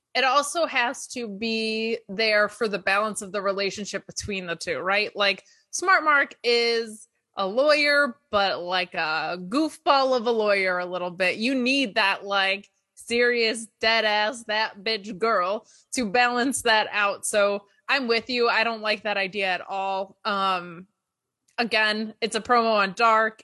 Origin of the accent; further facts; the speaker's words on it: Binghamton, New York, United States; moved away; also born or lived in New Jersey; my hometown of Binghamton